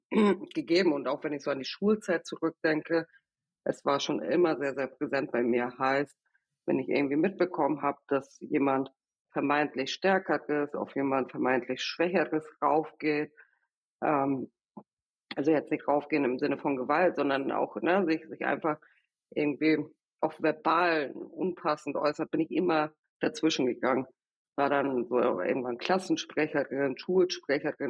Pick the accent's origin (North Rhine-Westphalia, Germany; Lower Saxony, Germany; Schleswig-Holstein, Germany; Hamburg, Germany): Schleswig-Holstein, Germany; Kiel; accent: Norddeutsch; also born or lived in Venezuela; now in Berlin, Germany; Ich bin in Venezuela aufgewachsen. Mit sieben Jahren sind wir dann, oder als ich sieben Jahre alt war, gemeinsam mit meiner Familie nach Kiel gezogen.